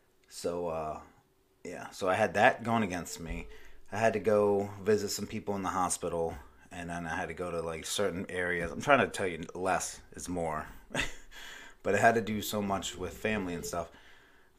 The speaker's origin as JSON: {"language": "English", "region": "Maryland", "country": "United States", "tie": "born or raised there", "moved": "yes", "lives_now": "Myrtle Beach, United States", "said": "my home state, Maryland. I live in South Carolina"}